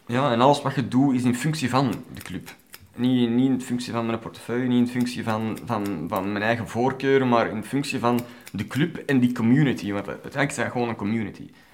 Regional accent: Brasschaat, Flanders, Belgium; also born or lived in Ostend / Ekeren; Ik ben geboren in Oostende. En op heel vroege leeftijd zijn we verhuisd naar Eker, waar wij heel kortstondig hebben gewoond, want daar weet ik eigenlijk helemaal niks meer van. En dan zijn wij opgeruimd in Capelle, Braschaat

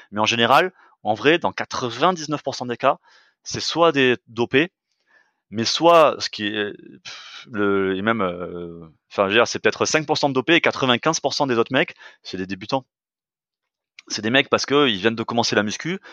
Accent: France; on est français

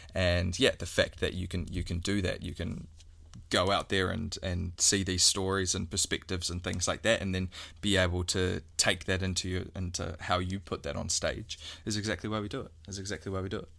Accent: New Zealand; we're a Kiwi

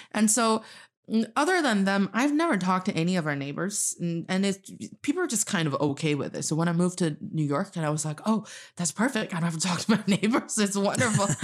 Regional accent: Northeast China, China; English is a second language; also born or lived in Charlotte, United States; now in Beijing, China; I am from the northeast part of China, and I'm speaking to you from Beijing, China.

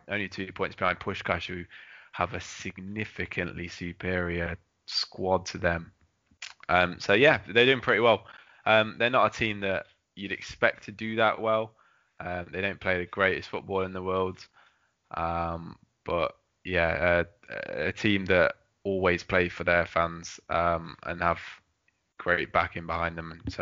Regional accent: England, United Kingdom; I was from England

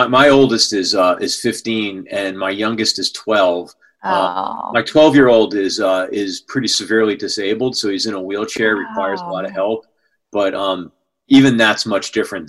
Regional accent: outside New Haven, Connecticut, United States; I grew up just outside of New Haven

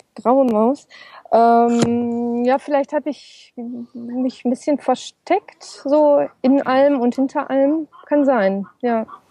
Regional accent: Ruhr area, North Rhine-Westphalia, Germany; moved away as an adult; also born or lived in Essen; ist natürlich mein Zuhause, meine Heimat

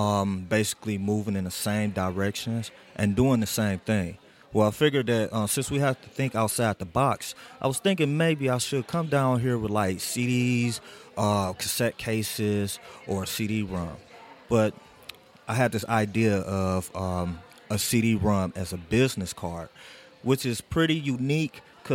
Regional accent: Cleveland, Ohio, United States; I'm from Cleveland, Ohio

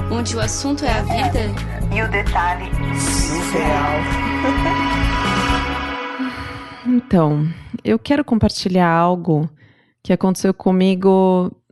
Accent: São Paulo, Brazil; Na verdade, eu sou do interior, do interior de São Paulo, mas perto. Meus pais continuavam morando no interior.

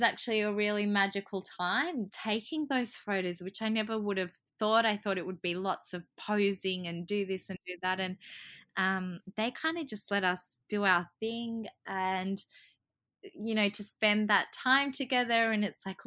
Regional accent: Australia; also born or lived in Croatia; I was born in Croatia, but I've grown up here and I really identify as being Australian.

